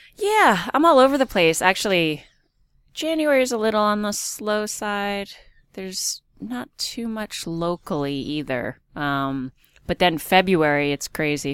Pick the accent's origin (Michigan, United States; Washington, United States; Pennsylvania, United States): Pennsylvania, United States; Easton; I'm from Easton